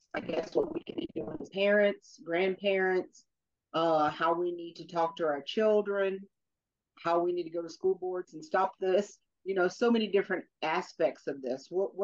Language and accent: English; the South, United States; I'm from the South.